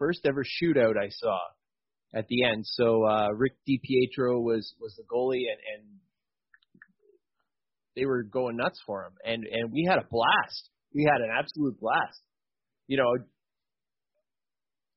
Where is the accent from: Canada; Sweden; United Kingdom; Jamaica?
Canada; I'm from Canada